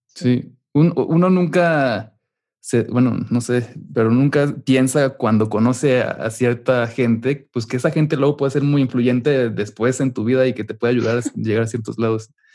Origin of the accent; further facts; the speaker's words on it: Mexico; moved away as an adult; also born or lived in Chicago; soy de México